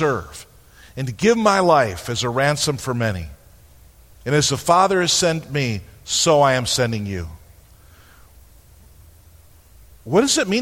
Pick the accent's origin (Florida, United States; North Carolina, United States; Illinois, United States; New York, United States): New York, United States; We're from New York